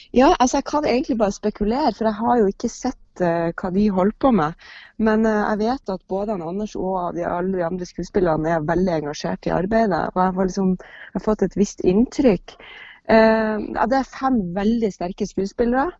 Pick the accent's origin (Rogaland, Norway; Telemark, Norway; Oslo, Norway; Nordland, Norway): Nordland, Norway; Bodø; moved away; når jeg kommer fra Bodø, og når jeg var liten, så var det jo Riksteatret og Nordland Teater som var liksom det som, det som var av, av teatertilbud